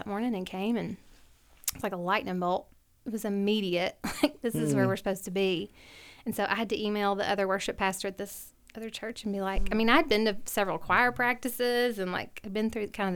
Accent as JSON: {"language": "English", "region": "Alabama", "country": "United States", "tie": "born or raised there", "also_born_or_lived": "Tuscaloosa", "moved": "as an adult", "lives_now": "Knoxville, United States", "said": "I'm from Alabama. I was born and raised"}